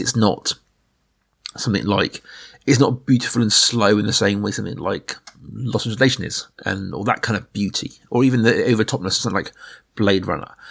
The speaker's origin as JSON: {"language": "English", "region": "Middle England", "country": "United Kingdom", "said": "we are two guys from Middle England"}